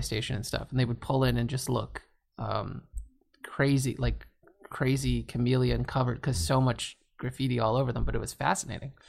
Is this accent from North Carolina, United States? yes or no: no; Washington, District of Columbia, United States; I grew up, uh, mostly around D C, Washington